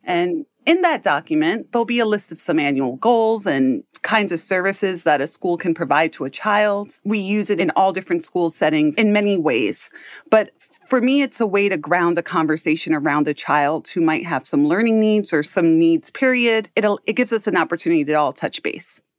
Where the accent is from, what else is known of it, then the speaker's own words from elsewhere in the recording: New York City, New York, United States; I grew up in Harlem, New York City.